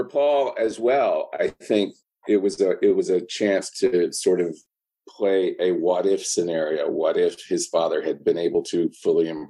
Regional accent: Marietta, Georgia, United States; moved away; also born or lived in New York City; I went home to my home state of Georgia, my hometown of Marietta, Georgia

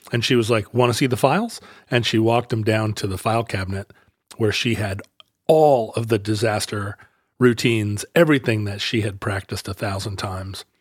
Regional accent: Alaska, United States; growing up in Alaska

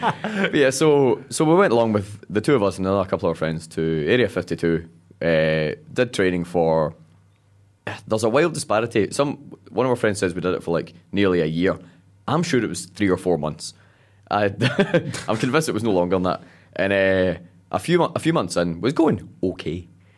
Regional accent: Paisley, Scotland, United Kingdom

